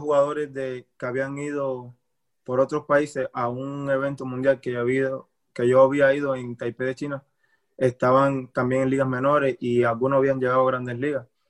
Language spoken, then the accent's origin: Spanish; Cuba; moved away; salí de Cuba